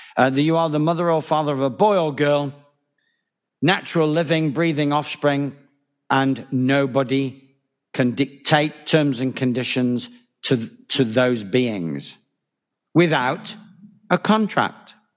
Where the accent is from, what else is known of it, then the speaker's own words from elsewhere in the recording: Manchester, North West England, United Kingdom; moved away as an adult; also born or lived in Spain; Manchester Bridge Club, as it happens, my hometown